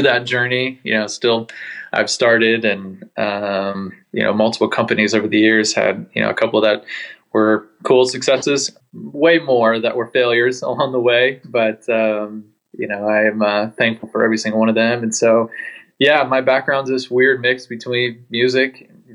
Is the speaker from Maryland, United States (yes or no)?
yes; Annapolis, Maryland, United States; now in Carlsbad, United States; I was born and raised in Annapolis, Maryland, but currently living in Carlsbad, California